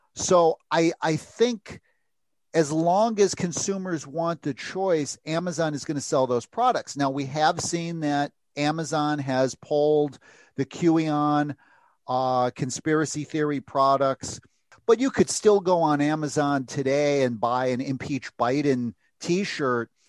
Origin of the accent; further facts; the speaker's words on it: United States; I am an American freelance uh, reporter